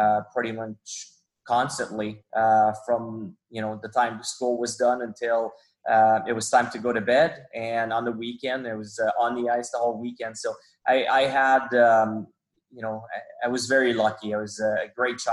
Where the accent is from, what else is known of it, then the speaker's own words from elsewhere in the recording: Quebec, Canada; English is a second language; I grew up on the Quebec side, I belonged to the Q